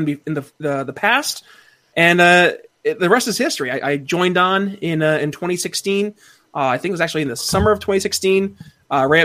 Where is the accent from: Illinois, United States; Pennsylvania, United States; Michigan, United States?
Pennsylvania, United States; Philadelphia; also born or lived in northern New York; I'm from Philadelphia